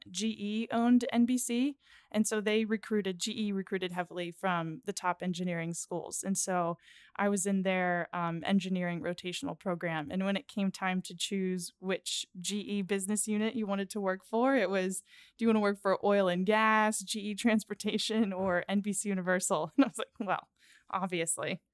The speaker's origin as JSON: {"language": "English", "town": "Pittsburgh", "region": "Pennsylvania", "country": "United States", "tie": "born or raised there", "said": "I am from Pittsburgh"}